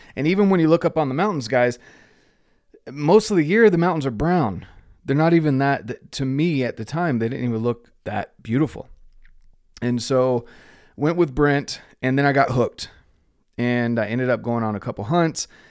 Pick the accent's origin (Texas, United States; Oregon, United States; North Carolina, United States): North Carolina, United States; moved away as an adult; also born or lived in Utah / Mexico; I grew up in North Carolina